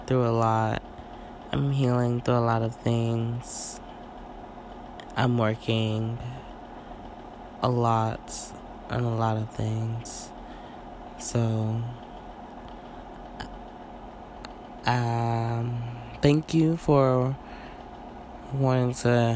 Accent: St. Louis, Missouri, United States; I'm from St. Louis. Born and raised

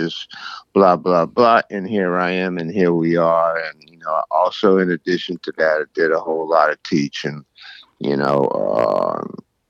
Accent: New Orleans, Louisiana, United States; I was born here in New Orleans, and I'm still living here.

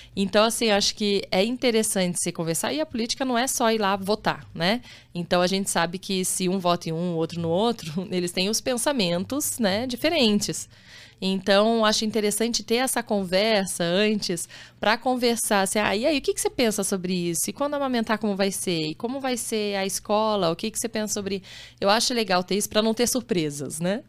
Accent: Campinas, São Paulo, Brazil; also born or lived in Rio de Janeiro; eu nasci no Rio, sou carioca, mas já tô. Eu sou de Campinas, né? Tô lá desde os meus 9 anos de idade

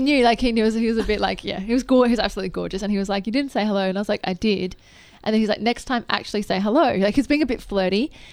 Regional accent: Adelaide, South Australia, Australia; I grew up in Adelaide

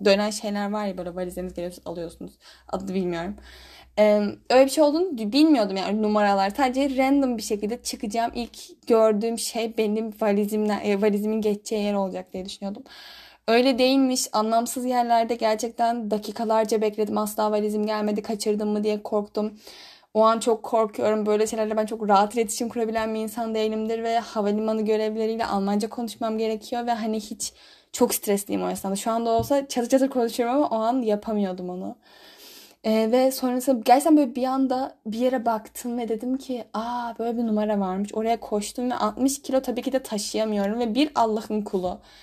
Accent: Istanbul, Turkey; first language Turkish; moved away as an adult; now in Germany; ben bir de İstanbul'da doğup büyüdüm.

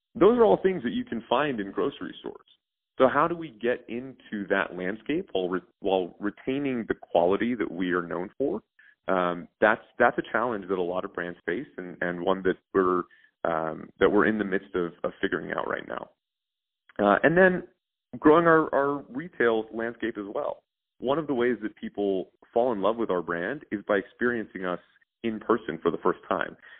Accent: Houston, Texas, United States; moved away; I grew up in Houston

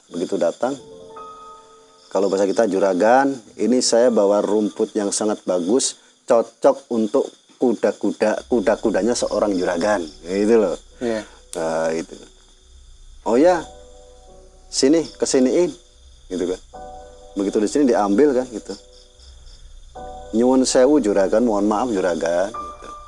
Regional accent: Java, Indonesia; ya kalau saya orang Jawa

